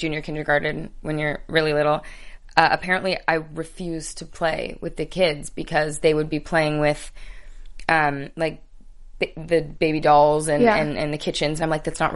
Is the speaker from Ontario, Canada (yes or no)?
yes; Richmond Hill, Ontario, Canada; also born or lived in Newmarket; I was born in Richmond Hill, and my family now lives in Newmarket